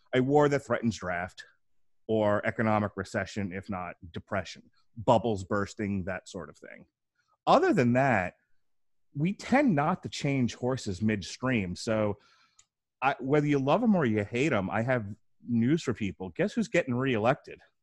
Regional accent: New York, United States; now in Florida, United States; I'm originally from New York, now living in the sunny state of Florida.

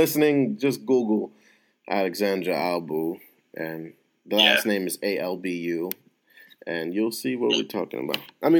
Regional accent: New York City, New York, United States; moved away as an adult; now in Long Island, United States; I live in Long Island now. I'm from the Bronx.

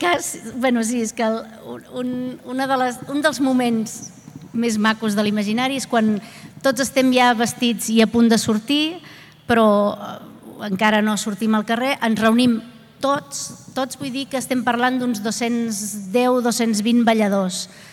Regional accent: Vilanova i la Geltrú, Catalonia, Spain; jo que sóc de Vilanova

